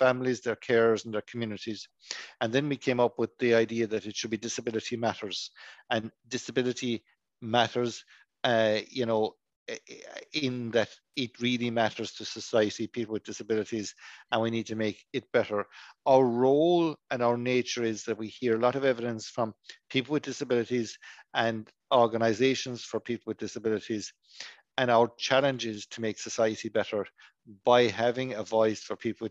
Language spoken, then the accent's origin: English; Kiskeam, Munster, Ireland; I am from County Cork. I come from a tiny little village on the Cork-Kerry border